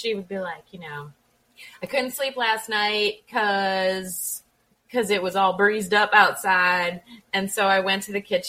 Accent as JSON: {"language": "English", "region": "Maine", "country": "United States", "said": "because we're from Maine."}